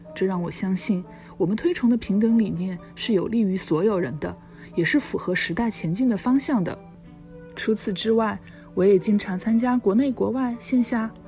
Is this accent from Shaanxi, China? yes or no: no; Chengdu, Sichuan, China; moved away as an adult; also born or lived in United Kingdom; now in New York, United States; 我是个土生土长的成都人，大学毕业之后去了英国读研究生，之后又回到成都工作了五年